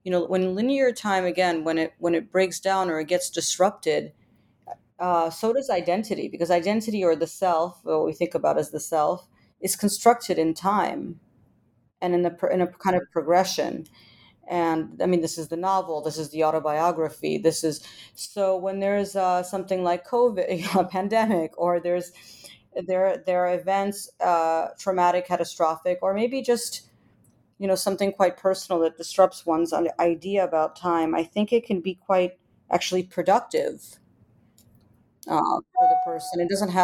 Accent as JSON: {"language": "English", "country": "Ukraine", "moved": "yes", "said": "I'm originally from Ukraine"}